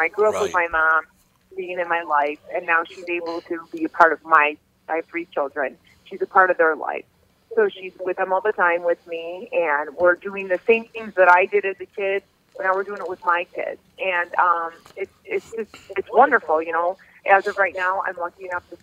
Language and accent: English; River Forest, Illinois, United States; also born or lived in Norridge, Illinois; I grew up in River Forest, living with my parents